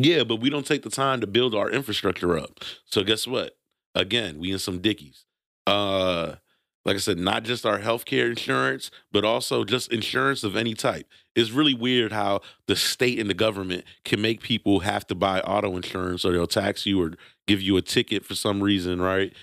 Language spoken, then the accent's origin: English; New York City, New York, United States; born in Brooklyn, New York. I'm gonna be Brooklyn till